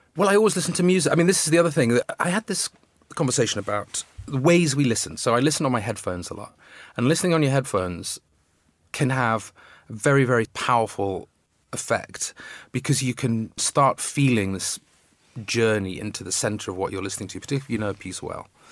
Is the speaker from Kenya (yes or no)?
no; Manchester, North West England, United Kingdom; moved away as an adult; also born or lived in Coventry / Oxford / New York; I was born in Coventry and moved to Manchester when I was two